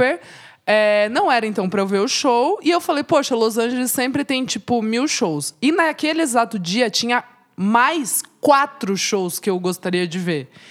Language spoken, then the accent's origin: Portuguese; Brazil; eu vim do Brasil